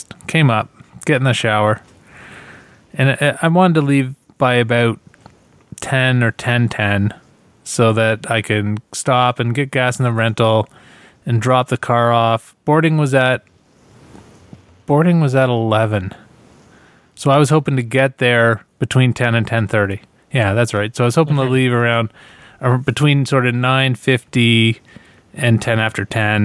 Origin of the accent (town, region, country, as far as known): Ontario, Canada